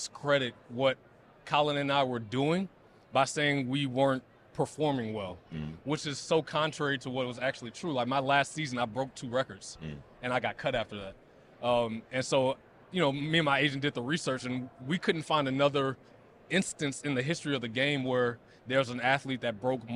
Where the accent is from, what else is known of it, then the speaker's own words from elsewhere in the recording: the South, United States; growing up in the South